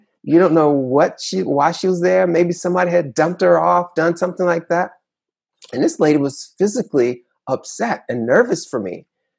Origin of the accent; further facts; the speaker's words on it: Conyers, Georgia, United States; I was telling her, hey, because we're from Conyers.